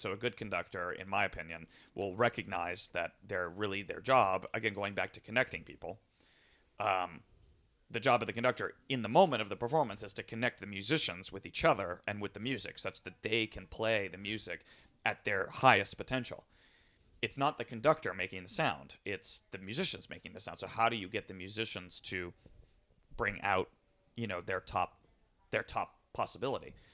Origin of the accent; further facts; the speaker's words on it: Southern California, United States; I grew up in Southern California